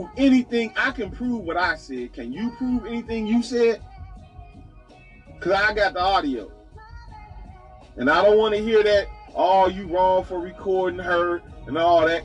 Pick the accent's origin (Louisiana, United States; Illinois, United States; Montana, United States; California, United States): Illinois, United States; Chicago; I come from the Robert Taylor Homes